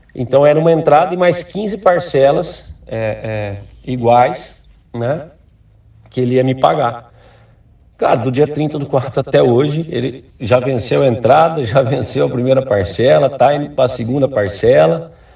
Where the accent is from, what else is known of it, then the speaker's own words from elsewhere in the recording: Ribeirão Preto, São Paulo, Brazil; moved away as an adult; also born or lived in Recife; eu sou de Ribeirão Preto